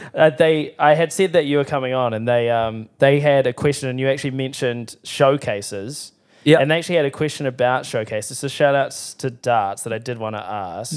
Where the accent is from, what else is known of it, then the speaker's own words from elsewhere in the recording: Timaru, Canterbury, New Zealand; I grew up in Timaru.